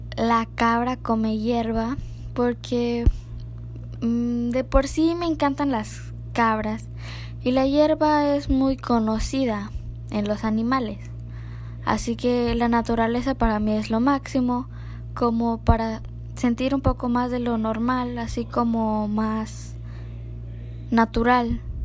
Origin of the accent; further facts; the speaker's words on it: Playa del Carmen, Quintana Roo, Mexico; Soy de Playa del Carmen, Quintana Roo